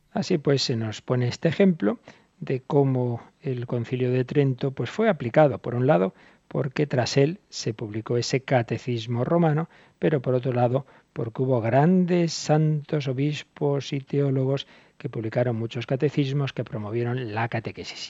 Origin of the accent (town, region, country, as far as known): Spain